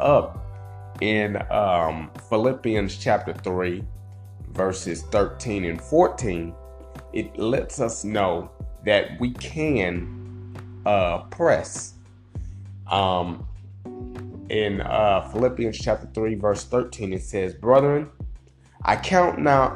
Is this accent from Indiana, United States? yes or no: yes; Indiana, United States; I'm from Indiana